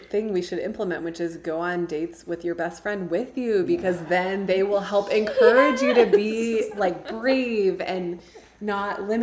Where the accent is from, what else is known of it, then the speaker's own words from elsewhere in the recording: Midwest, United States; now in Tucson, United States; just growing up in the Midwest I feel like I've been living with this pressure